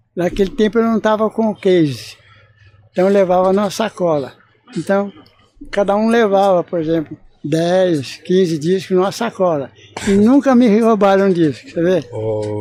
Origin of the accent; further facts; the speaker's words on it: Moçambique, Minas Gerais, Brazil; now in São Paulo, Brazil; Eu sou de Moçambique, lá de Minas.